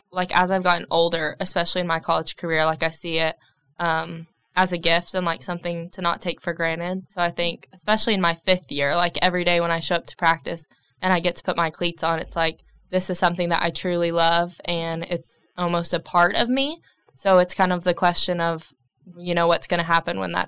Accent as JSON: {"language": "English", "town": "Knoxville", "region": "Tennessee", "country": "United States", "said": "I'm from Knoxville, Tennessee"}